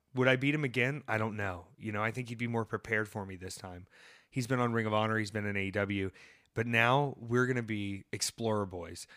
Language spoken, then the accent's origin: English; the South, United States; growing up in the South